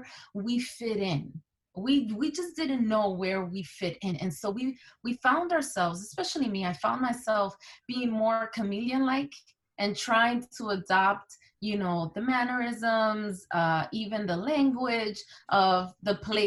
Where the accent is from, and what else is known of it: Newark and East Orange, New Jersey, United States; born or raised there; first language Spanish; English is a second language; also born or lived in Santo Domingo, Dominican Republic